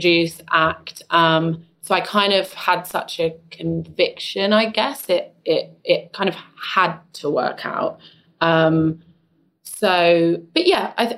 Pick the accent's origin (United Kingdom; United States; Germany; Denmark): United Kingdom; London; I grew up in East London